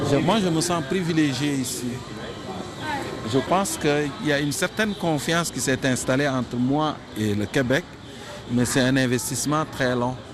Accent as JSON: {"language": "French", "country": "Senegal", "lives_now": "Montreal, Canada", "said": "Et juste le fait de dire je venais du Sénégal, ça faisait toute la différence."}